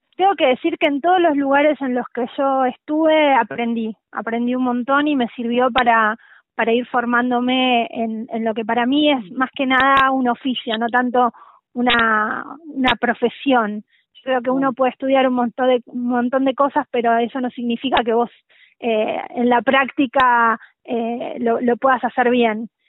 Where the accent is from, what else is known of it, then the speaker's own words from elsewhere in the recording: La Pampa, Argentina; moved away as an adult; now in Buenos Aires, Argentina; yo soy de La Pampa